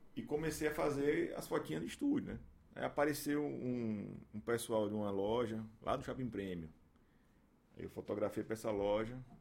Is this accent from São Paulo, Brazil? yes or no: no; Aracaju, Sergipe, Brazil; also born or lived in Estância, Sergipe; E aí a gente está aqui desde então, né? 39 anos, 38 anos, morando aqui em Aracaju. Aí a gente passei por, pelas escolas aqui, estudei em escola pra caramba aqui em Aracaju